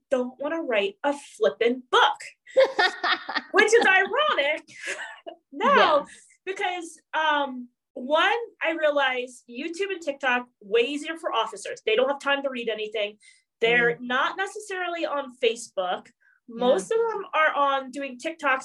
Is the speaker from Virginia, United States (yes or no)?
no; New York, United States; I'm from New York